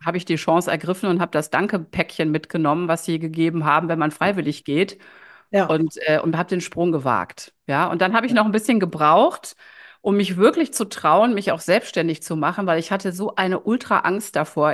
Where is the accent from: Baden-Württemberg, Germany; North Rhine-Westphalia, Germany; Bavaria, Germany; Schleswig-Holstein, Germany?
North Rhine-Westphalia, Germany; Düsseldorf; also born or lived in Ratingen; Ich lebe in Düsseldorf. Ähm, das ist auch meine Heimatstadt, meine Herzstadt. Ich bin zwar in Ratingen geboren, aber vom Herzen immer schon Düsseldorferin.